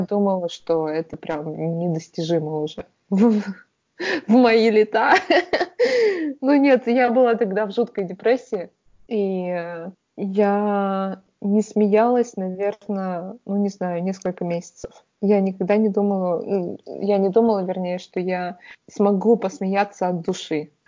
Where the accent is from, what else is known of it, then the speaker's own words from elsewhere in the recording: Perm, Perm Krai, Russia; moved away; с тех пор, как я уехала из Перми